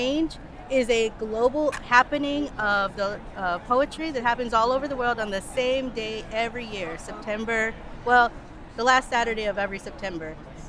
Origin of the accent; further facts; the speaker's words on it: Syracuse, New York, United States; also born or lived in Oswego, New York; now in San Antonio, United States; I'm actually from Syracuse area, New York.